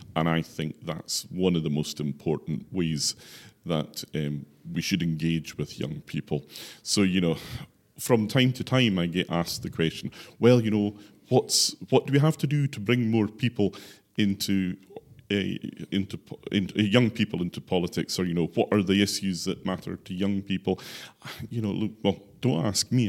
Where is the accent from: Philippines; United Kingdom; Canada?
United Kingdom; Islay, Scotland; moved away as an adult; now in Orkney, United Kingdom; I was born and brought up on Isla